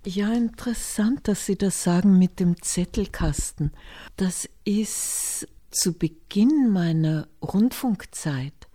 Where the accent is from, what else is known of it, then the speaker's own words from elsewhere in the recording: Hinterstoder, Upper Austria, Austria; nach Hinterstoder in das Austraghäusel, wo ich aufgewachsen bin bei einem Bauern